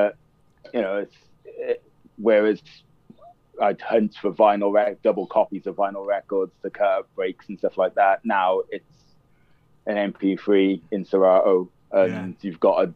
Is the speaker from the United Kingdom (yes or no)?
yes; Cardiff, Wales, United Kingdom; moved away as an adult; also born or lived in London; I was born in Cardiff. I moved to London then in 88